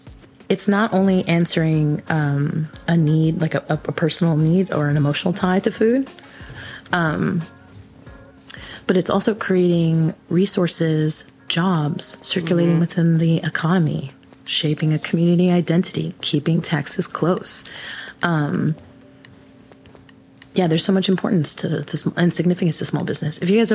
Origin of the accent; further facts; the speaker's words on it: Guatemala; now in United States; So I'm from Guatemala, and there's a handful.